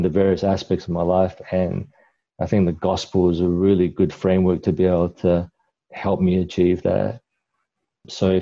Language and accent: English; Kuala Lumpur, Malaysia; now in Adelaide, Australia; Originally, I migrated to Adelaide from Kuala Lumpur, Malaysia. That's where I was born. So I'm Malaysian, but of Chinese descent.